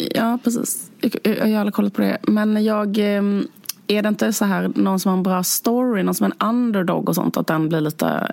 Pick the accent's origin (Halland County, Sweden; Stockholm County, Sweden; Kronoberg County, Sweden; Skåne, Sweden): Skåne, Sweden; vår hemby där vi kommer från.